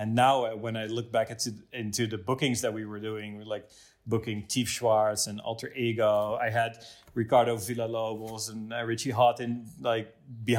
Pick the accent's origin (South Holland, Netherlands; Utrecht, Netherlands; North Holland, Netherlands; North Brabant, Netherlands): Utrecht, Netherlands; Driebergen; also born or lived in Zeist / Amsterdam; I grew up in Zeist. It's a small town, or in Drieberg, actually, next to it. A small town. 40 minutes outside of Amsterdam, middle of the country